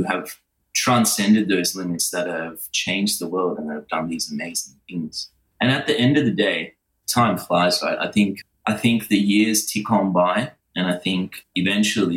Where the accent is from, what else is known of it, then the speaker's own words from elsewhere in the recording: Sri Lanka; now in Australia; where I was born in Sri Lanka